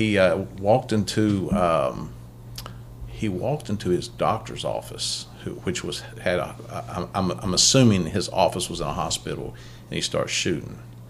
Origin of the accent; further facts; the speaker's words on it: Chesapeake, Ohio, United States; we're from Chesapeake, Ohio, and I'm in Orlando, Florida.